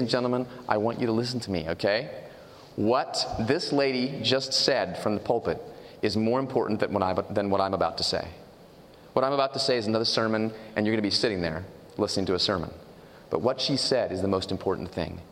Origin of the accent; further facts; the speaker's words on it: California, United States; I'm from the West Coast, from California.